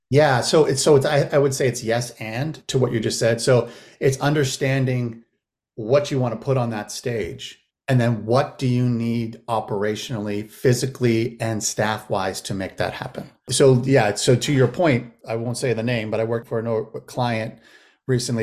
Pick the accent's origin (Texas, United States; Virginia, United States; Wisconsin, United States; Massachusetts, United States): Massachusetts, United States; also born or lived in Los Angeles, California / Lenox, Massachusetts; now in St. Louis, United States; I moved back to Massachusetts, uh, where I grew up, where I was born and raised in Massachusetts